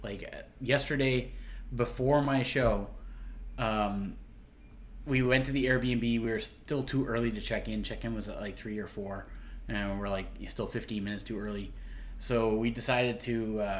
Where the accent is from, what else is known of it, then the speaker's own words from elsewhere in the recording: Sydney, Nova Scotia, Canada; moved away; the show that I'm doing in Sydney on April 14th at the Highland Arts Theatre is... it's kind of the hometown show, kind of the homecoming show.